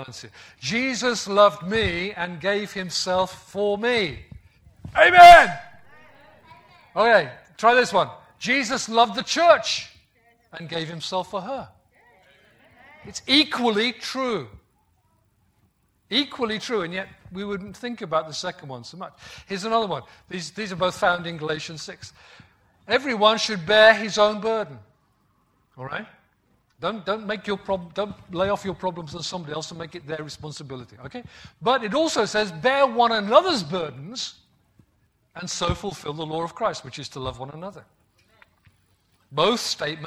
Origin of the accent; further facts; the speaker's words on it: the Black Country, West Midlands, United Kingdom; moved away; also born or lived in Yorkshire; I grew up in the West Midlands in the Black Country, and in Black Country dialect, people still use thee, thou, thine.